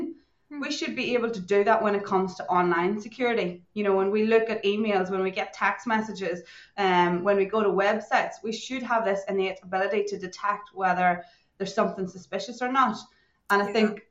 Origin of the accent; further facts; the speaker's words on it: Ireland; moved away as an adult; now in Perth, Australia; I'm originally from Ireland, but I've been living in Australia, Western Australia, in Perth for coming up on nearly 12 years now.